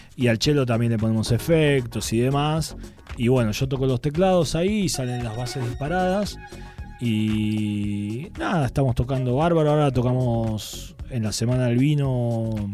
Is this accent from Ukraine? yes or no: no; Argentina; moved away as an adult; also born or lived in Spain; siendo argentino sobre todo en España